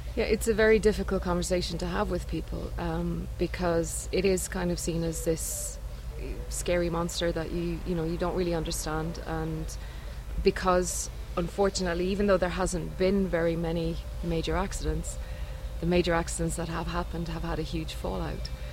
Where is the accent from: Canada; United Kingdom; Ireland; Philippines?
Ireland; moved away as an adult; now in Norway; I'm from Ireland originally, but now living in Norway. I've been there for three years.